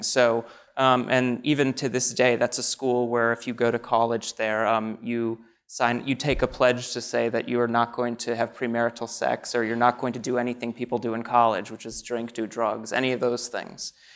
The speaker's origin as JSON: {"language": "English", "town": "Naperville", "region": "Illinois", "country": "United States", "tie": "born or raised there", "moved": "yes", "said": "I grew up in Naperville, Illinois, which is a suburb of Chicago"}